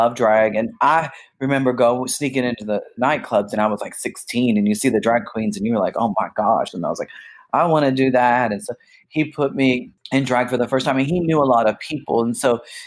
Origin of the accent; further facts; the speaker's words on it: Miami, Florida, United States; also born or lived in Jacksonville, Florida; I grew up in Miami, Florida